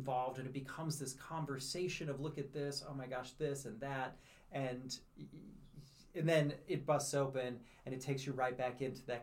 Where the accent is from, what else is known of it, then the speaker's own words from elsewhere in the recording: North County, Missouri, United States; I'm born and raised in North County.